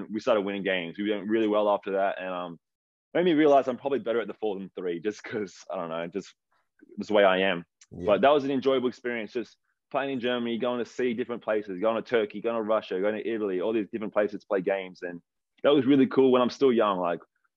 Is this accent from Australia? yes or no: yes; Wollongong, New South Wales, Australia; moved away as an adult; now in Sydney, Australia; growing up in Wollongong